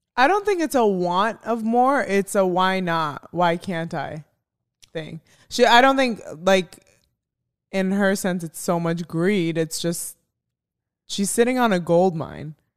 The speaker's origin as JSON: {"language": "English", "town": "Chicago", "region": "Illinois", "country": "United States", "also_born_or_lived": "Arizona", "moved": "yes", "said": "I'm from Chicago"}